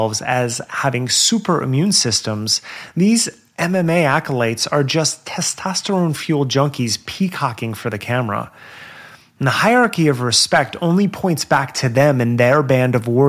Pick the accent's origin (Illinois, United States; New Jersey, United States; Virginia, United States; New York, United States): New Jersey, United States; accent: Jersey; my Jersey accent